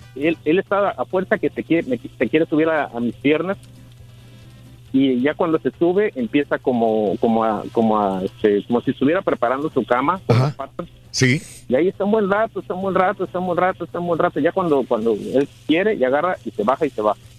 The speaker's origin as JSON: {"language": "Spanish", "country": "Mexico", "tie": "born or raised there", "moved": "yes", "lives_now": "United States", "said": "yo en mi niñez, y mi juventud en México"}